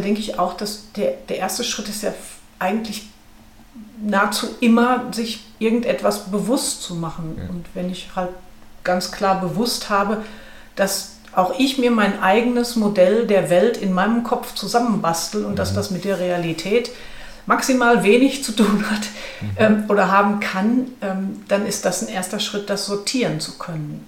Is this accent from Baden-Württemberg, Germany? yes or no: no; Ruhr area, North Rhine-Westphalia, Germany; ich komme aus dem Ruhrgebiet